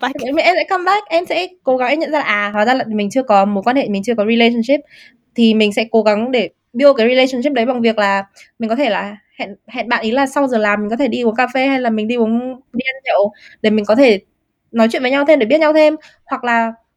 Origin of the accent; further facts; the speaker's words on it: Vietnam; moved away; mình là người da màu hay là mình là người Việt Nam người châu Á